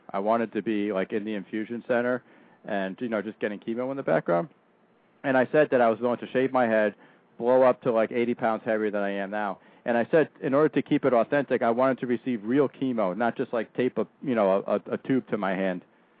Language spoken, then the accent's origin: English; Danbury, Connecticut, United States; Danny Holt, who is from my hometown, Danbury, Connecticut